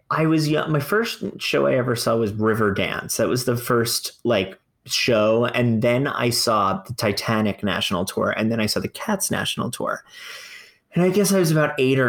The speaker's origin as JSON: {"language": "English", "town": "Fort Lauderdale", "region": "Florida", "country": "United States", "tie": "born or raised there", "said": "I'm from Fort Lauderdale, where arts is alive. It is a very bizarre area, but the arts is pretty alive. And there's regional theaters, equity houses, museums, dance troupes, choir, everywhere. Like I was raised surrounded by the arts"}